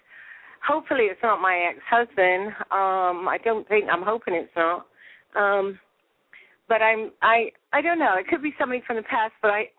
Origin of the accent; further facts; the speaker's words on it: England, United Kingdom; now in Florida, United States; Well, I'm originally from England.